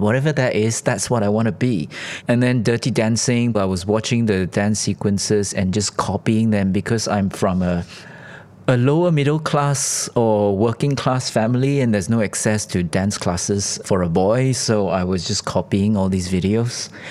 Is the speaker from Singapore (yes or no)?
yes; Singapore; I'm from Singapore and we are called the Switzerland of Asia